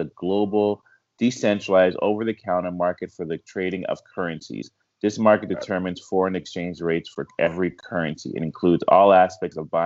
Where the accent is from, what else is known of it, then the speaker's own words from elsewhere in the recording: Canada; I'm Canadian